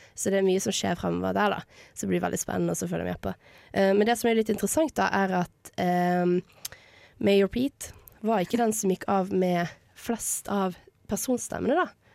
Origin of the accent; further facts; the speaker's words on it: Bergen, Vestland, Norway; er bergenser, for de som ikke har hørt det